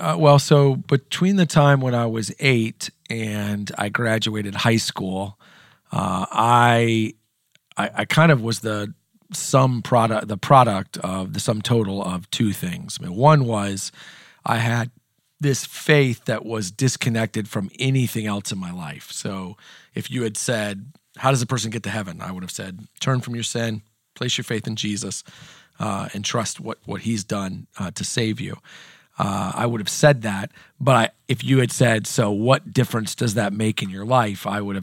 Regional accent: Indiana, United States; I'll just start with, I am from Southern Indiana. My family moved a couple of times when I was a kid growing up, but when I was in eighth grade, we moved to Southern Indiana, and that's where my family still is.

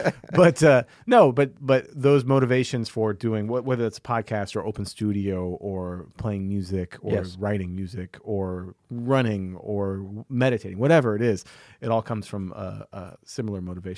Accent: High Ridge, Missouri, United States; High Ridge, Missouri.

